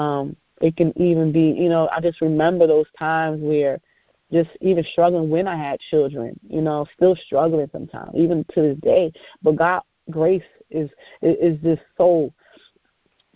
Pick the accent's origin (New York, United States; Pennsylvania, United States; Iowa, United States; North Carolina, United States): New York, United States; I'm from New York